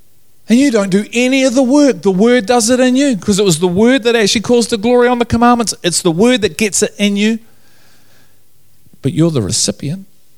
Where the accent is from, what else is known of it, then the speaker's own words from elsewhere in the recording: Liverpool, North West England, United Kingdom; I'm from Liverpool, we talk like that.